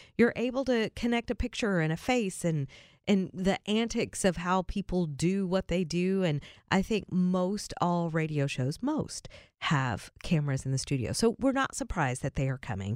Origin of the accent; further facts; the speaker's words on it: Berea, Kentucky, United States; moved away; my hometown